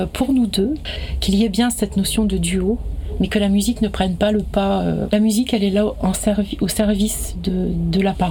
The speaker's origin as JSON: {"language": "French", "area": "Pays Bigouden", "region": "Brittany", "country": "France", "tie": "born or raised there", "said": "je suis originaire de Bretagne, du pays Bigoudin"}